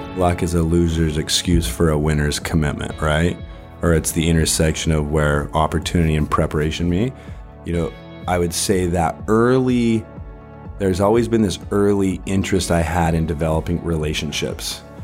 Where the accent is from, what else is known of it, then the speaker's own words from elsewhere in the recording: Salt Lake City, Utah, United States; moved away as an adult; also born or lived in California; now in Orange County, United States; I grew up in Salt Lake City, Utah.